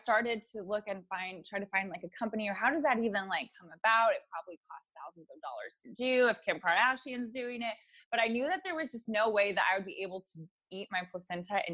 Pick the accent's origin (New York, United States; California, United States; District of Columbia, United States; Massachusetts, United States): California, United States; I born and raised in California